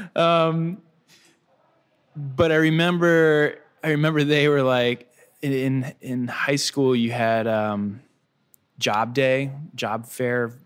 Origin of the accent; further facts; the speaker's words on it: Hatteras, North Carolina, United States; also born or lived in Chicago; now in Wilmington, United States; when I was a kid growing up in Hatteras